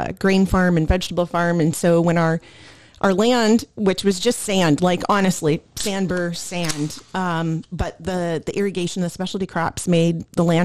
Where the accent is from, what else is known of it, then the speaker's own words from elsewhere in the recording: Manito, Illinois, United States; I was raised in Mason County, Manitou, Illinois, corn and soybean farm when I was growing up